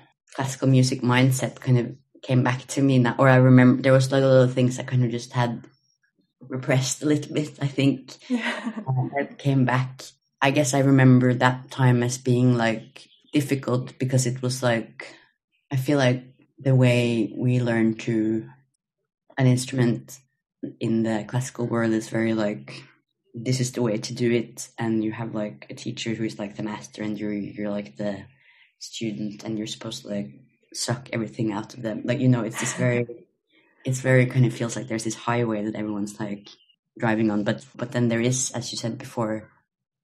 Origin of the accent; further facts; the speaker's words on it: Norway; moved away as an adult; also born or lived in Copenhagen, Denmark; now in Los Angeles, United States; I'm from Norway, but currently in LA.